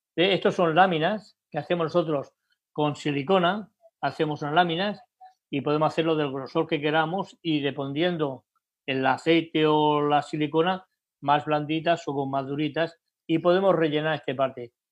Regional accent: Barcelona, Catalonia, Spain; en España, en mi país, Barcelona

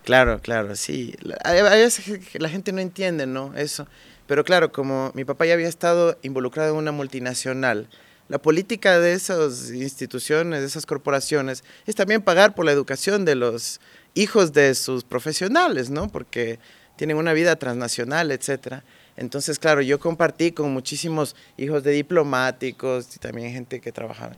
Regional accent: Quito, Pichincha, Ecuador; Yo nací en Quito, nací en la famosa Clínica de la Mujer

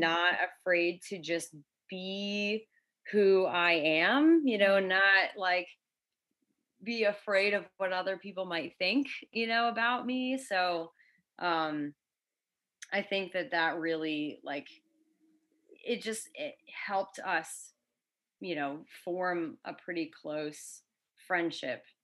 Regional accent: Connecticut, United States; moved away as an adult; now in Florida, United States; I've lived in Florida for seven years. I grew up in Connecticut

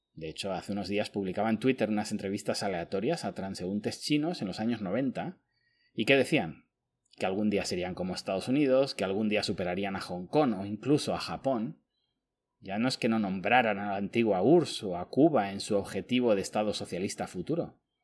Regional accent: Spain; born or raised there

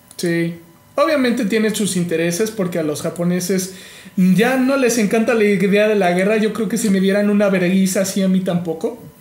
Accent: Mexico; como mexicano

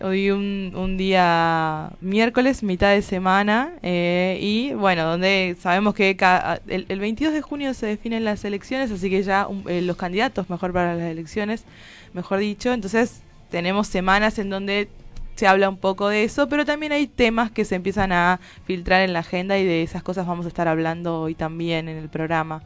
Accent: Tucumán, Argentina; moved away; como soy tucumana

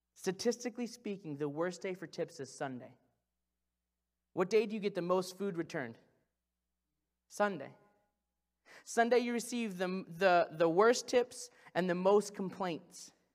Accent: Branson, Missouri, United States; I'm from Branson, Missouri

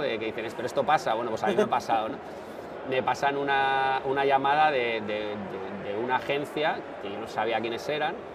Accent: San Sebastián, Basque Country, Spain; also born or lived in Bilbao / Navarre; yo soy de San Sebastián

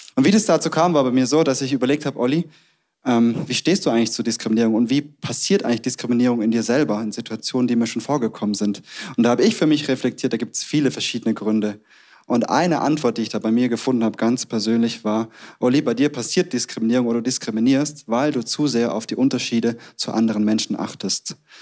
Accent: Stuttgart, Baden-Württemberg, Germany; accent: Swabian; moved away as an adult; also born or lived in Tübingen; now in Munich, Germany; wir kommen beide aus dem Ländle, aus Sturgart

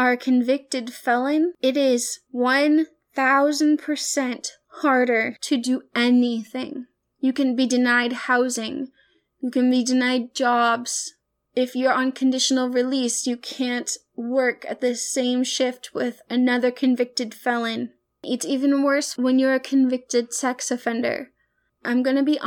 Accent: the South, United States; I am from the South

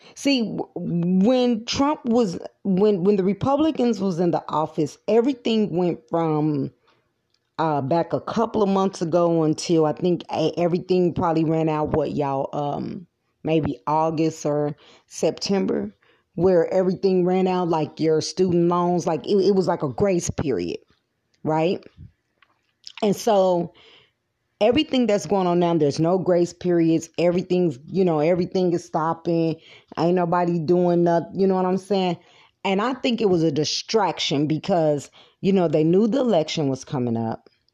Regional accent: United States; American people

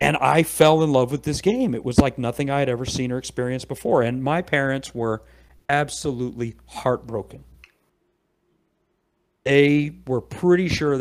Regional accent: Fredericksburg, Virginia, United States; I grew up in Northern Virginia, around a little town called Fredericksburg

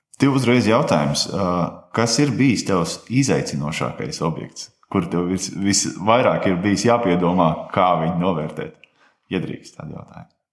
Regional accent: Rūjiena, Valmiera Municipality, Latvia; manā dzimtajā pilsētā, Rujanā

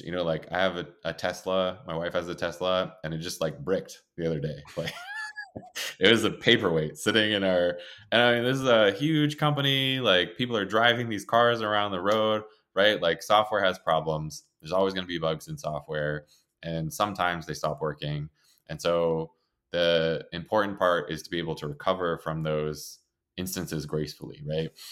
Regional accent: Maine, United States; moved away as an adult; I came from Maine

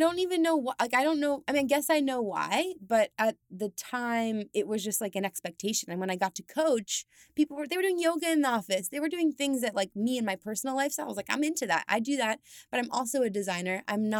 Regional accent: Steamboat Springs, Colorado, United States; I'm from Colorado. So I come from the mountains. I'm from a small town called Steamboat Springs. And I grew up basically just being an outdoorsy kind of girl.

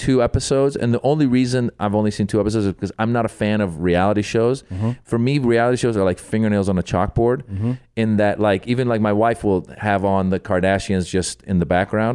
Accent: Northern California, United States; moved away as an adult; also born or lived in Iran; now in Los Angeles, United States; I grew up in Northern California

